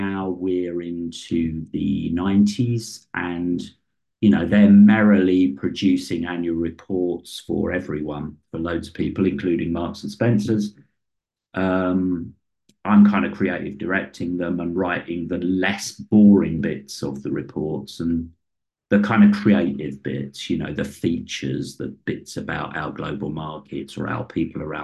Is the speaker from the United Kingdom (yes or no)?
yes; London, United Kingdom; I come from West London, working class background.